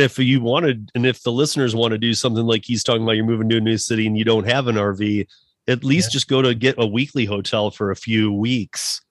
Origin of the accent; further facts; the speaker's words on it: Michigan, United States; moved away as an adult; also born or lived in Miami, Florida; now in Colorado, United States; a guy like me from Michigan